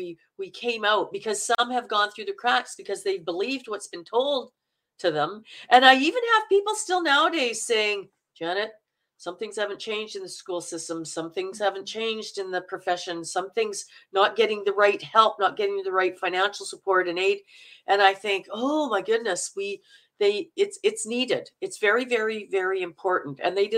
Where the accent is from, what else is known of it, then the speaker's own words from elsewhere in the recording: Manitoba, Canada; I like the Minnesotan because I'm from Manitoba and we sound very Minnesotan.